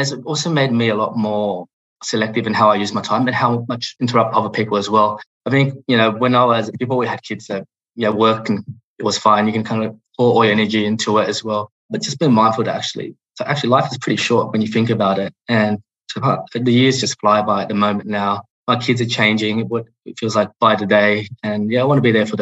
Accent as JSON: {"language": "English", "country": "Australia", "tie": "born or raised there", "also_born_or_lived": "Hong Kong", "second_language": "English", "said": "growing up in Australia was fantastic."}